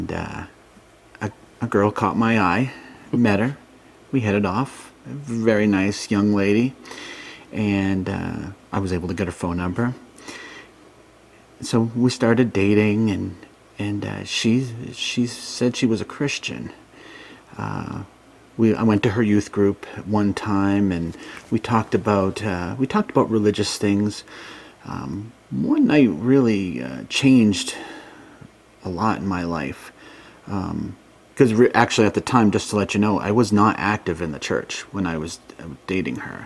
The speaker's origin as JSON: {"language": "English", "area": "Worcester County", "region": "Massachusetts", "country": "United States", "tie": "born or raised there", "moved": "yes", "lives_now": "Pennsylvania, United States", "said": "I grew up in a small town a little bit away from Worcester's in the sticks"}